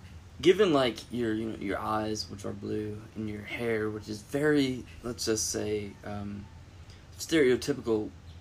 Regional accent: California, United States; now in Hawaii, United States; I'm from California.

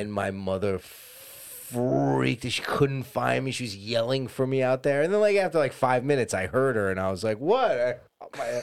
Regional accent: East Coast, United States; now in Los Angeles, United States; growing up on the East Coast

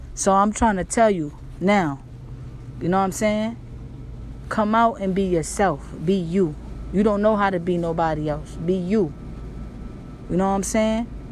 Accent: New York, United States; I'm from New York, so we be like, yo, that's my nigga

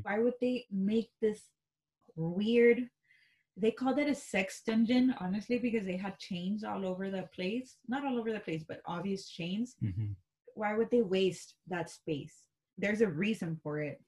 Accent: Texas, United States; we're from Texas.

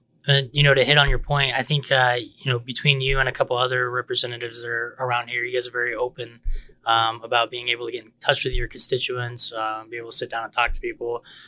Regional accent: Georgia, United States; now in Idaho, United States; I grew up in Georgia

